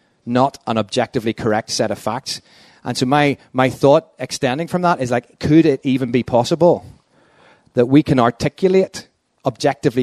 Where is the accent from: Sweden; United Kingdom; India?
United Kingdom; Northern Ireland; also born or lived in London; As a Northern Irish Protestant